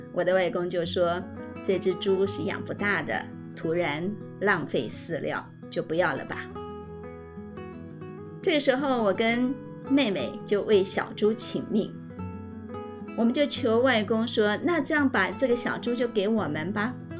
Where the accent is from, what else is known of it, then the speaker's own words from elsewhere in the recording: rural Tainan, Taiwan; 我从小呢，成长在台南的乡下